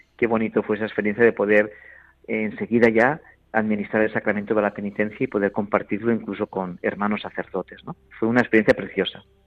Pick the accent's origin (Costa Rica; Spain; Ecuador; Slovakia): Spain; Valencian Community; yo como buen valenciano que soy, nací en estas raíces valencianas